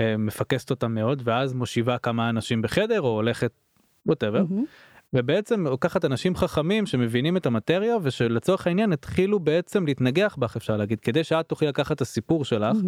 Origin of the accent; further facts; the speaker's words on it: Israel; אנחנו כישראלים